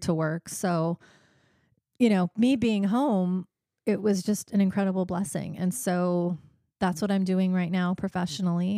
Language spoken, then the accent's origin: English; Monticello, Iowa, United States; moved away as an adult; I grew up in Monticello, Iowa, which is a small town in east central Iowa, and, uh, lived there until I was about twenty years old.